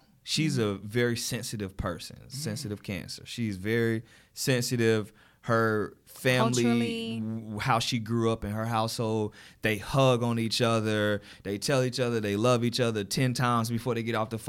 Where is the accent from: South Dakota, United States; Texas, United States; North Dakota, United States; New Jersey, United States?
New Jersey, United States; Jersey City; I live in Jersey City. So I'm originally from Jersey City.